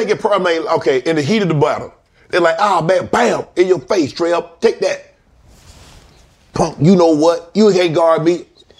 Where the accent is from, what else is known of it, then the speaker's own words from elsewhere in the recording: Georgia, United States; also born or lived in Atlanta; I'm from Georgia, lived in Atlanta, still got a place there.